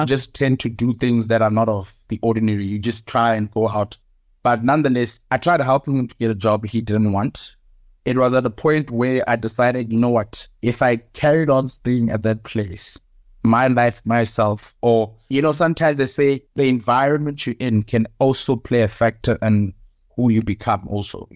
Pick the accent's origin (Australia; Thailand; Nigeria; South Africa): South Africa; also born or lived in Cape Town; now in Johannesburg, South Africa; I am South African